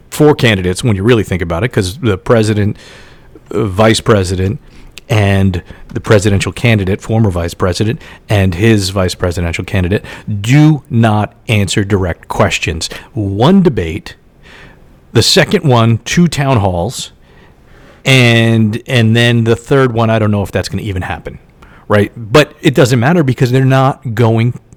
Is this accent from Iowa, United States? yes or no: no; Indiana, United States; I grew up in Indiana and I went to school in Kentucky right?